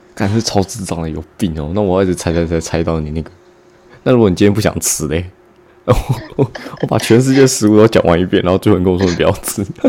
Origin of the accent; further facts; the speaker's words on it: Hualien, Hualien County, Taiwan; now in Taoyuan, Taiwan; 从小时候住在花莲，然后到现在搬来桃园